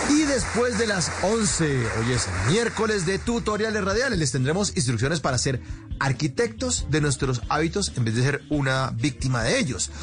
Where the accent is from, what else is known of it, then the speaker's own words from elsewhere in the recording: Bogotá, Colombia; yo como bogotano